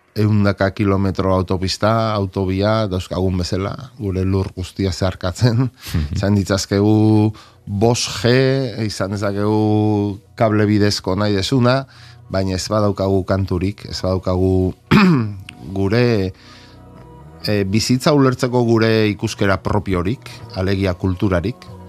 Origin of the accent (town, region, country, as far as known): Basque Country, Spain; Basque is a second language